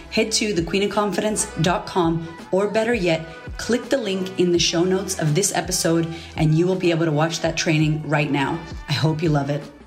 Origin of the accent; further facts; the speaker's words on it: Boston, Massachusetts, United States; Growing up, I grew up in Boston.